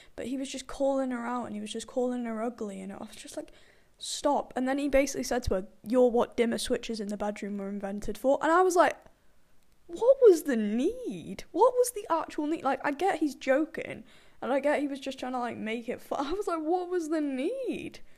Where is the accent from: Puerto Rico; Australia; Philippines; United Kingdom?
United Kingdom; I am British